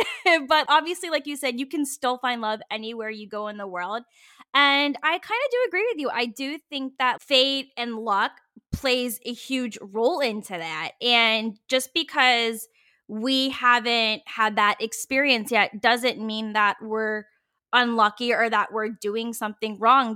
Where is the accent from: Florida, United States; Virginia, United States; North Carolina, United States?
Virginia, United States; moved away as an adult; now in San Francisco, United States; I grew up in the South, like, I'm born and raised in Virginia